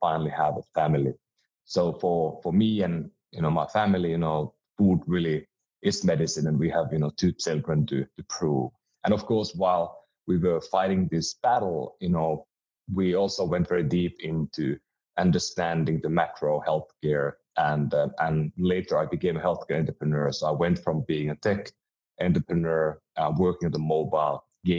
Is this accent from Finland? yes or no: yes; Finland; moved away as an adult; now in United States; I'm from Finland and moved to the US about 16 years ago.